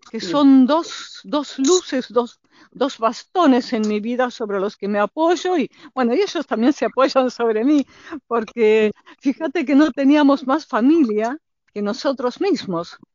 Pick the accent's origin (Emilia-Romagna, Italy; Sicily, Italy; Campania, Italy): Campania, Italy; Naples; born there; Yo nací en Nápoles, sí, Sí, nací en Nápoles posguerra. Posguerra mis padres se conocieron en Roma y mm. la trasladaron a mi mamá a Nápoles